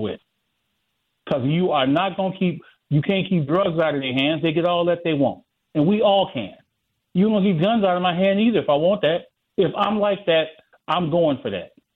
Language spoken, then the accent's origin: English; the South, United States; now in Milwaukee, United States; I'm from the South and I moved up here